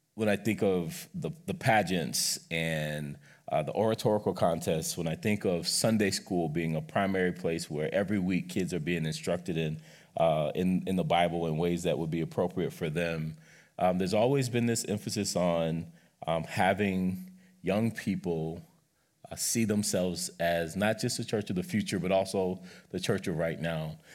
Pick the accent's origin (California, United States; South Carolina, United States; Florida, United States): South Carolina, United States; moved away; growing up in South Carolina